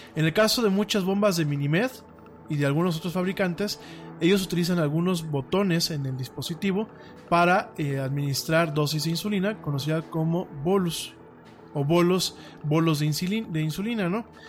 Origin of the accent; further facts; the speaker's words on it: Mexico; en mi país